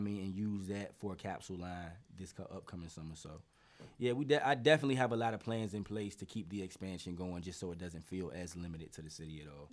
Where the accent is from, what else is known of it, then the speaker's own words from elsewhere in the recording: Norfolk, Virginia, United States; I am from Poplar Halls, and you know I I got a lot of ties to Park Place too.